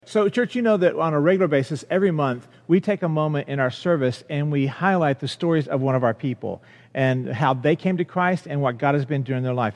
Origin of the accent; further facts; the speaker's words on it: Long Island, New York, United States; I was born and raised in Long Island